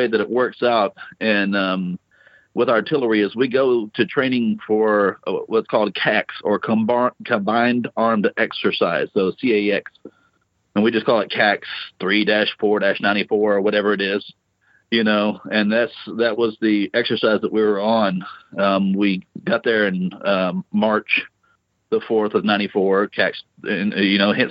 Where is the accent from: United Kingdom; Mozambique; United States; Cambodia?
United States; Louisiana; moved away as an adult; I grew up in Louisiana and joined the Marine Corps when I was 19